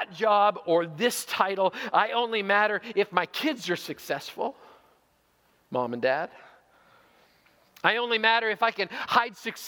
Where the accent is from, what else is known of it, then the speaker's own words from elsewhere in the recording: Canada; also born or lived in Zweibrücken, Germany; As a Canadian